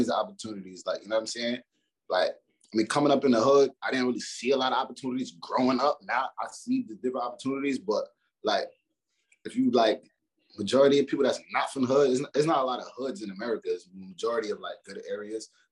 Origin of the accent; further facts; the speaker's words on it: New York, United States; this is where I'm from.